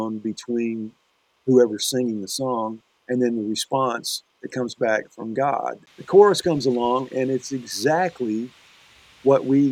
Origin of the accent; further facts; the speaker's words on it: Louisiana, United States; moved away; I was born in Louisiana